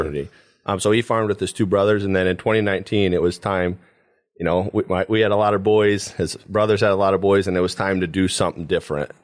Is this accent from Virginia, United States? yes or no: no; Paulding County, Ohio, United States; I grew up here in Paulding County my whole life